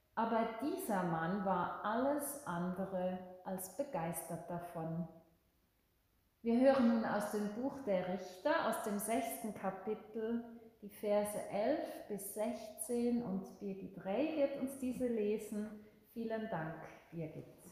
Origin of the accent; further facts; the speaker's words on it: Switzerland; bei uns in der Schweiz